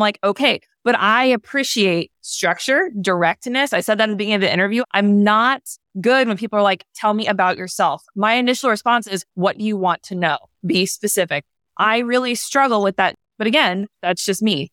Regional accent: the South, United States; I was raised in the South

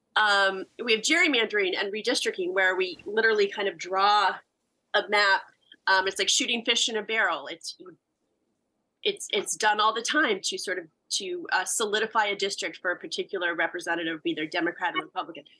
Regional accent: United States; As an American

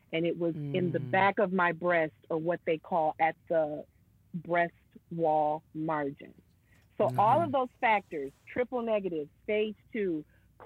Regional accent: Michigan, United States; moved away as an adult; also born or lived in New York; relocate and come back to my hometown

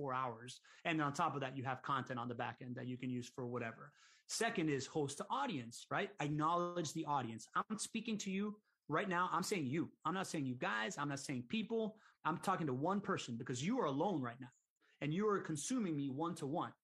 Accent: Miami, Florida, United States; I grew up in Miami.

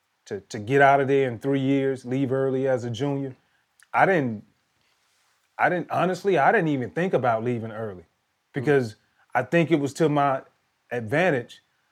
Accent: Washington County, Georgia, United States; where I grew up in Washington County.

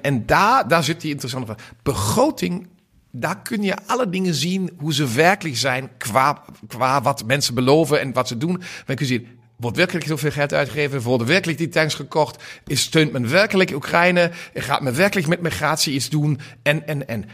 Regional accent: Germany; als Duitse Liberaal

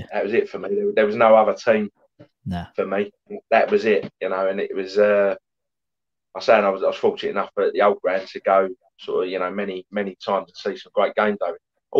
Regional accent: East Ham, London, United Kingdom; Well, for one, it was my local team. I grew up in East Ham.

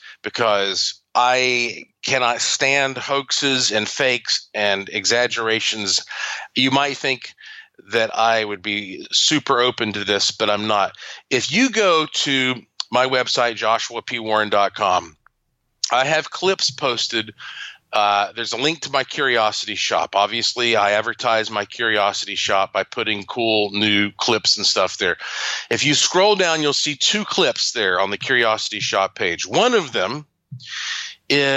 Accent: North Carolina, United States; I am from North Carolina and I have a museum and laboratory and ghost tours and all that there

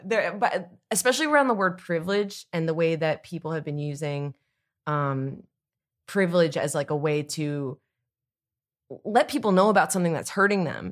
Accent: East Coast, United States; I'm from the East Coast like Jess

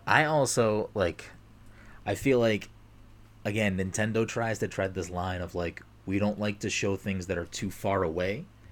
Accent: Massachusetts, United States; we're both from Massachusetts

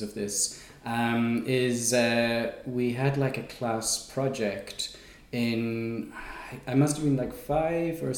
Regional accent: Ireland; also born or lived in England; now in Portugal; I come from Ireland originally. Although I wasn't born there, I was born in England

